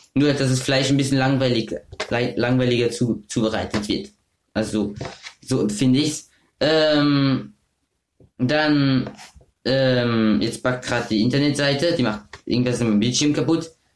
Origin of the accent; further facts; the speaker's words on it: Offenburg, Baden-Württemberg, Germany; Ich lebe auch in meinem Geburtsland aber auch halt eben nicht immer, also ich bin halt in Offenburg geboren, das ist ein, das ist in Deutschland, aber es ist auch ganz nah von Frankreich